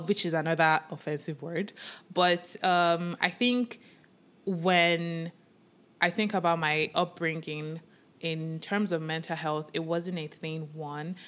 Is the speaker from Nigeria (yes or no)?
yes; Nigeria; moved away; growing up in Nigeria with Yoruba parents, with just African parents